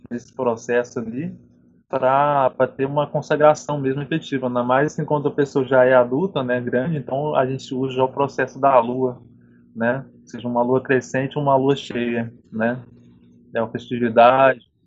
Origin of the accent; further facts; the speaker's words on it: Piau, Minas Gerais, Brazil; Sou da região de Piau, Minas Gerais, ali na Zona da Mata